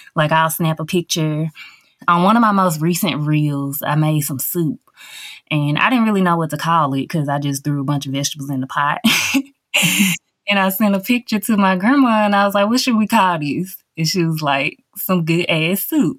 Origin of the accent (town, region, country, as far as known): Covington, Tennessee, United States